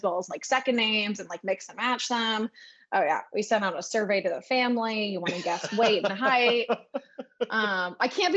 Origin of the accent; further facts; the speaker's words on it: San Luis Obispo, California, United States; So I grew up in San Luis Obispo, California, which is actually where I am now